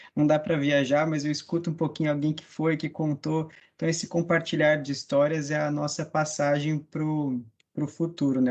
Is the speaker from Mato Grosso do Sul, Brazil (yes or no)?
yes; Mato Grosso do Sul, Brazil; now in Florianópolis, Brazil; eu sou natural do Mato Grosso do Sul, hoje moro em Florianópolis.